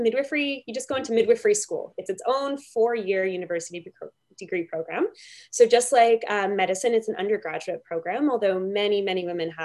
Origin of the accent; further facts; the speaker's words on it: Fredericton, New Brunswick, Canada; moved away as an adult; now in Kingston, Canada; I grew up in the Maritimes